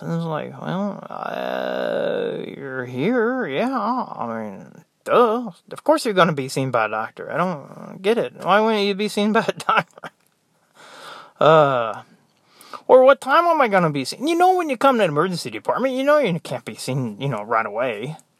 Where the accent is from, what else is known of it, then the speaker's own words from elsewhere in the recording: United States; moved away; I'm American